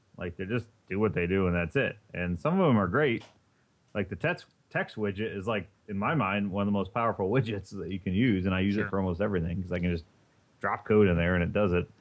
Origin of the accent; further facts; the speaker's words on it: Indiana, United States; now in East Coast, United States; I'm from Indiana, and our big thing is corn out there